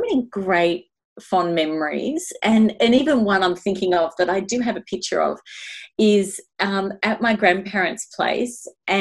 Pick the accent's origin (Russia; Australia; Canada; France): Australia; Melbourne, Victoria; I grew up in Eltham in Melbourne, Australia